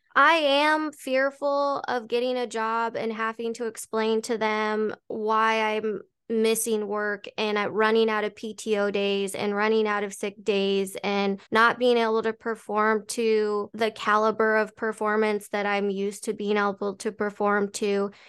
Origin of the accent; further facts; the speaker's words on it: Colorado, United States; moved away as an adult; now in Arizona, United States; going back to Colorado, going back to my hometown, which I moved away from five years ago.